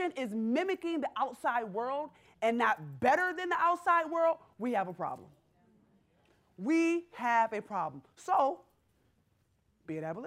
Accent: Rochester, New York, United States; moved away; I grew up in Rochester, New York

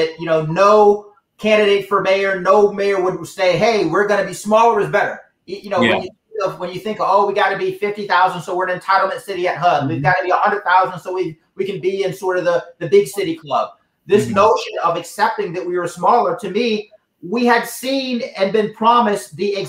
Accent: Youngstown, Ohio, United States; growing up in Youngstown

